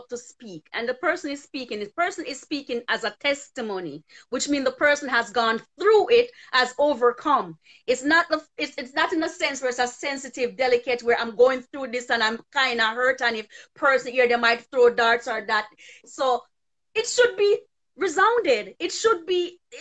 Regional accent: Jamaica; I grew up in Jamaica learning this kind of a mentality

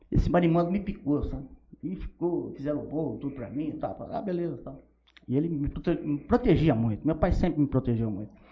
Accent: Rubinéia, São Paulo, Brazil; also born or lived in Pereira Barreto; Mas eu só nasci em Pereira Barreto. Sabe? Há muitos anos que eu não vou lá tal. Mas eu sou de Rubiné de coração. Né? Eu nasci lá, eu vivi lá, né?

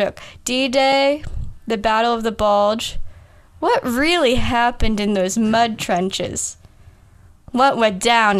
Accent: United Kingdom; I'm British.

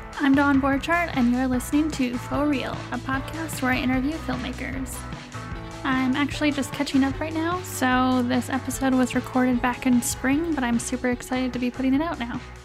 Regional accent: Milwaukee, Wisconsin, United States; moved away as an adult; now in Utah, United States; I grew up in Milwaukee

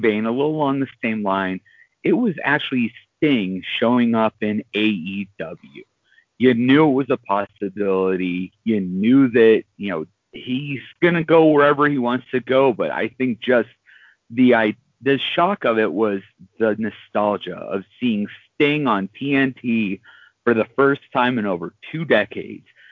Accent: Pittsburgh, Pennsylvania, United States; my hometown of Pittsburgh

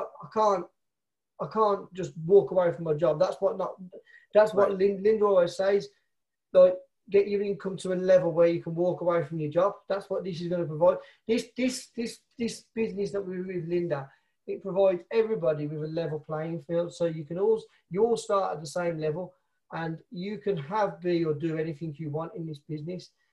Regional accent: Birmingham, West Midlands, United Kingdom; I'm from Birmingham, England, in the UK.

